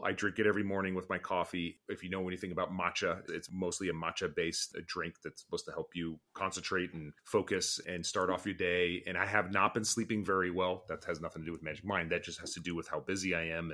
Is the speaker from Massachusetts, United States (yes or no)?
no; Orange County, California, United States; my past as an Arab American growing up in Orange County in the 1990s